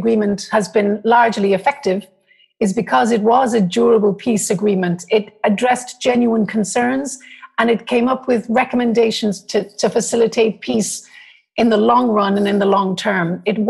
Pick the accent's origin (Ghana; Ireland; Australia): Ireland; not being Palestinian and being Irish